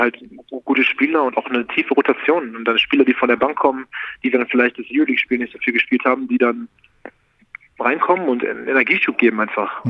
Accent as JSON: {"language": "German", "region": "Berlin", "country": "Germany", "tie": "born or raised there", "moved": "yes", "lives_now": "Munich, Germany", "said": "Ich bin Berliner, ist meine Heimat"}